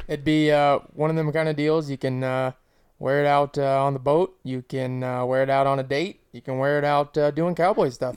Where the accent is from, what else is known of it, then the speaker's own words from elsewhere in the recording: Texas, United States; now in Minnesota, United States; my whole life growing up in Texas